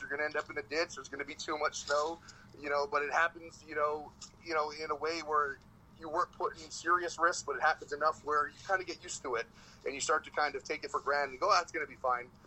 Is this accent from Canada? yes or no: yes; Canada; us Canadian wrestlers